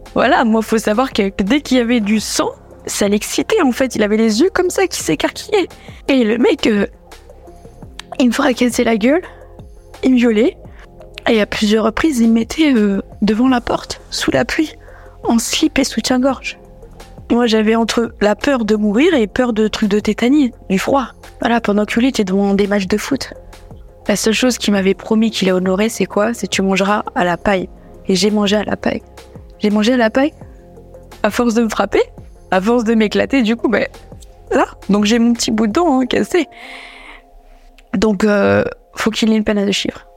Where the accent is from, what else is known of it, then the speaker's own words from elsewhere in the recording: Limoges, Nouvelle-Aquitaine, France; moved away; ma ville natale, Limoges